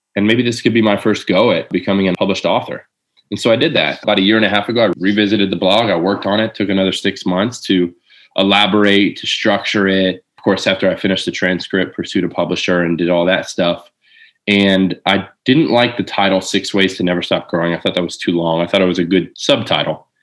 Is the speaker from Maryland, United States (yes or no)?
no; Lakeland, Florida, United States; also born or lived in Jacksonville, Florida; I moved from Jacksonville back to Lakeland, where I'm from